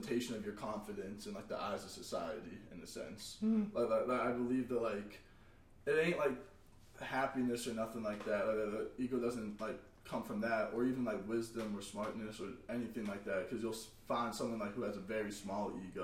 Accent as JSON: {"language": "English", "town": "Huntington Beach", "region": "California", "country": "United States", "said": "I'm from Huntington Beach, California"}